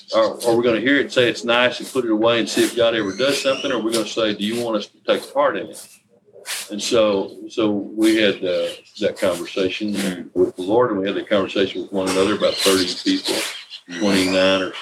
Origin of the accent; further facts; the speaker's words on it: Texas, United States; accent: Texas drawl; moved away; I'm a Texan